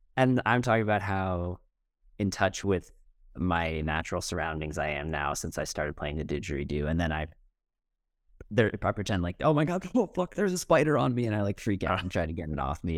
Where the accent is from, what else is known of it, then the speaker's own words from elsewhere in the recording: United States; I'm like an American college kid